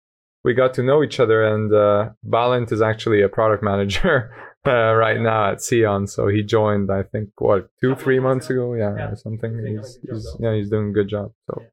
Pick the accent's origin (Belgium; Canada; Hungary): Hungary; Kecskemét, Bács-Kiskun; English is a second language; now in Budapest, Hungary; I moved to Budapest from Kecskemét, which is a town in south of Hungary